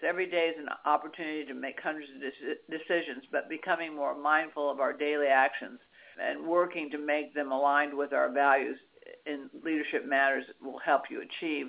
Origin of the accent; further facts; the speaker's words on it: Washington D.C. area, District of Columbia, United States; I grew up in Washington D.C. area